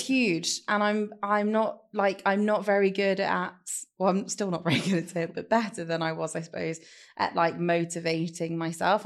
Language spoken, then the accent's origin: English; Leicester, East Midlands, United Kingdom; I'd moved back to Leicester with my family